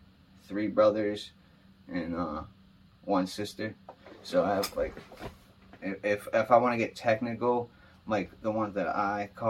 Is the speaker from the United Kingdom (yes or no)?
no; Manchester, New Hampshire, United States; also born or lived in New York City; I'm from Manchester, New Hampshire. Born and raised.